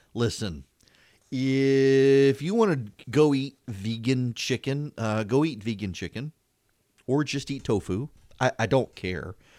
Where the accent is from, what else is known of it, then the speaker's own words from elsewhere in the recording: Louisiana, United States; when I was growing up in Louisiana